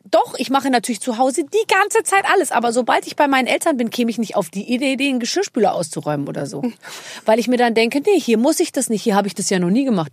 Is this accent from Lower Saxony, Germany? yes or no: no; Munich, Bavaria, Germany; als Münchnerin